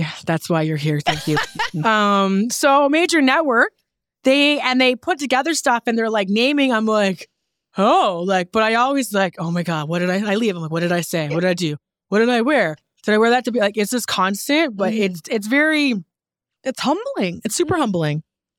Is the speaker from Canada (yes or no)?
yes; Newfoundland and Labrador, Canada; You know, but yeah, I'm proud to be from Newfoundland. I feel like being from Newfoundland is a part of the reason why I'm so successful.